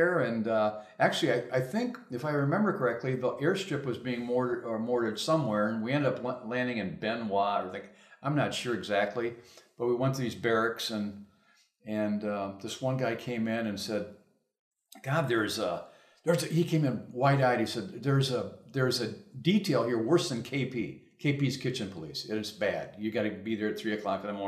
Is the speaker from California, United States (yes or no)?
no; Grand Rapids, Michigan, United States; I was born in Grand Rapids and I graduated in 1964